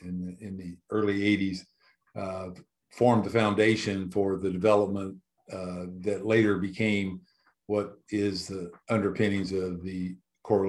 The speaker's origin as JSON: {"language": "English", "region": "Illinois", "country": "United States", "tie": "born or raised there", "moved": "as an adult", "lives_now": "South Carolina, United States", "said": "I was born in Illinois, got my PhD at the University of Illinois"}